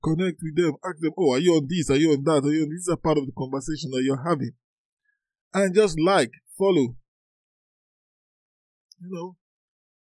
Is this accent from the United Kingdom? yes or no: no; Nigeria; I'm from Nigeria